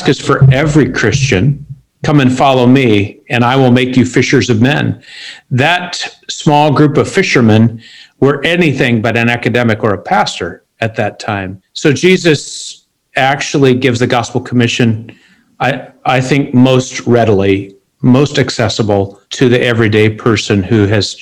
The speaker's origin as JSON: {"language": "English", "town": "Seattle", "region": "Washington", "country": "United States", "tie": "born or raised there", "also_born_or_lived": "Sri Lanka / Philippines / New York City", "moved": "as an adult", "lives_now": "Beirut, Lebanon", "said": "I grew up in Seattle, one of the most unchurched cities in America"}